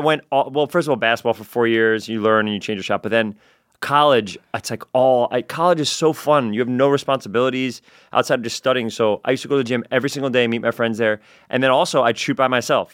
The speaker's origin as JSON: {"language": "English", "town": "New York City", "region": "New York", "country": "United States", "tie": "born or raised there", "also_born_or_lived": "Edgemont, Westchester, New York", "said": "I was eleven years old when I moved from the Bronx to Westchester"}